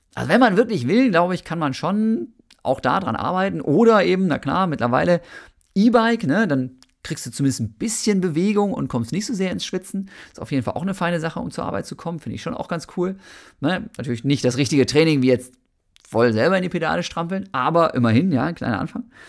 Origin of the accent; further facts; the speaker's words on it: Germany; also born or lived in Bochum; bei uns in Deutschland